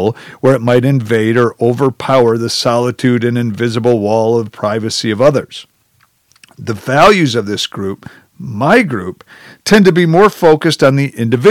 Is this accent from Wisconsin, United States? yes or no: yes; Janesville, Wisconsin, United States; The entire group of us were white, middle-class, Midwestern, small-town Wisconsinites